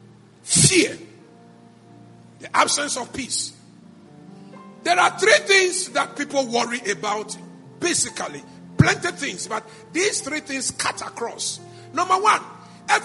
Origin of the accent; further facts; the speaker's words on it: Ghana; I'm a Ghanaian.